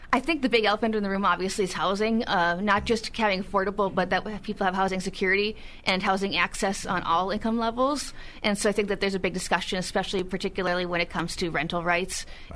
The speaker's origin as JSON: {"language": "English", "town": "Duluth", "region": "Minnesota", "country": "United States", "tie": "born or raised there", "also_born_or_lived": "Illinois", "said": "I'm actually born and raised in Duluth"}